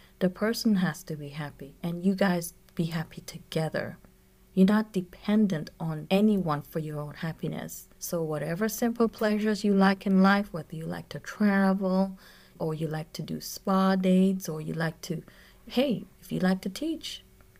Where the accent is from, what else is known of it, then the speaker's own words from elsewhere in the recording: U.S. Virgin Islands; if you are listening to this podcast for the first time, I am from the Virgin Islands, okay? And that is a very beautiful culture, right?